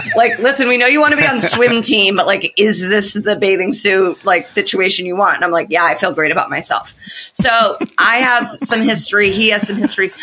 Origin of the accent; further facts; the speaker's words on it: Indiana, United States; I'm from Indiana.